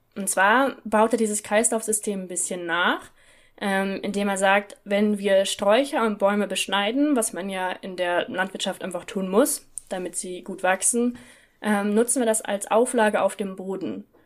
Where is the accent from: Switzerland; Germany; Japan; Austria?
Germany; Northern Germany; in Norddeutschland, wo ich herkomme